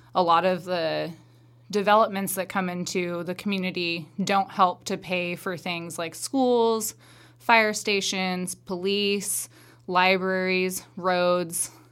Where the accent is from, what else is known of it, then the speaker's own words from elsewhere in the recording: Madras, Oregon, United States; I was born and raised here in Madras. Well, not here because I'm in Warm Springs, but in Madras.